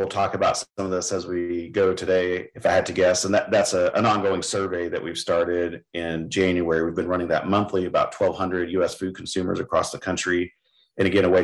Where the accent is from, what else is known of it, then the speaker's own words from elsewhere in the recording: West Texas, United States; moved away as an adult; also born or lived in Kansas / Mississippi / Oklahoma; now in Indiana, United States; I grew up in West Texas, hoeing weeds in cotton fields